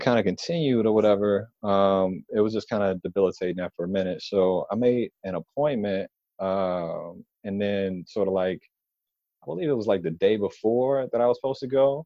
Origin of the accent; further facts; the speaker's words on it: Detroit, Michigan, United States; moved away as an adult; now in Washington, D.C., United States; I'm originally from Detroit, Michigan.